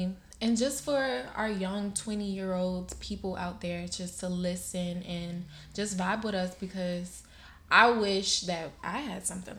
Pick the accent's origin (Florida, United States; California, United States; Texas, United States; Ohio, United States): Florida, United States; Miami; I'm 23 years old, born and raised in Miami, Florida. I have a Bahamian descent. My father is Bahamian.